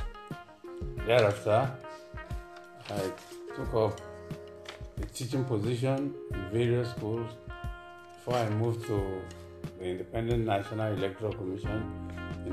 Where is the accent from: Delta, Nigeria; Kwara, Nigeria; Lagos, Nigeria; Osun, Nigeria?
Osun, Nigeria; Osogbo; also born or lived in Kaduna; I'm from Oshobo. Both my parents are from Oshobo